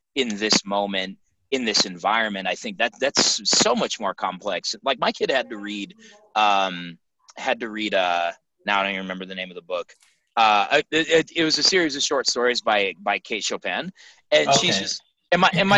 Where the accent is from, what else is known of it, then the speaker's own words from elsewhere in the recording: Denver, Colorado, United States; I grew up on the East Side